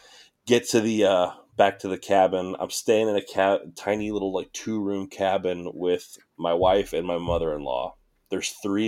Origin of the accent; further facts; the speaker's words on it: Missouri, United States; growing up in Missouri